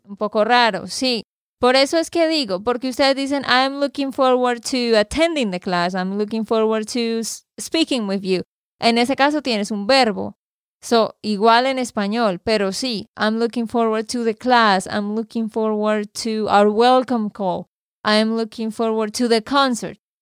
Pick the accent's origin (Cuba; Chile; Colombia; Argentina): Colombia; Santander; de Santander, Colombia